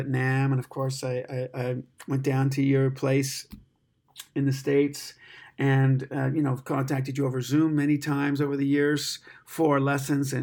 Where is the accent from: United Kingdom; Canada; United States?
Canada; me being Canadian